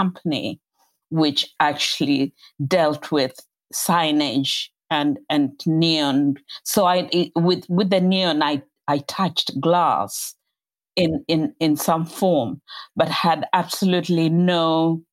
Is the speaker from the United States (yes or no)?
no; Kenya; moved away as an adult; now in England, United Kingdom; I grew up in colonial Kenya, colonial Africa